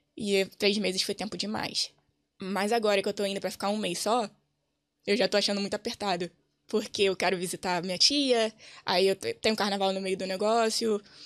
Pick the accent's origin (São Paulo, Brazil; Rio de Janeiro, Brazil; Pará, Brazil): Rio de Janeiro, Brazil; moved away as an adult; now in Dublin, Ireland; vim do Rio